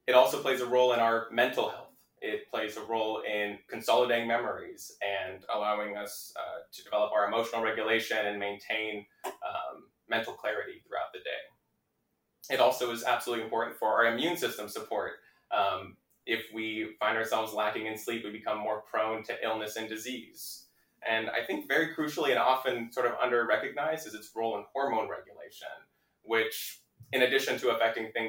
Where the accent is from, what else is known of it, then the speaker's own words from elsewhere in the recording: Laguna Hills, California, United States; I grew up in Orange County in Laguna Hills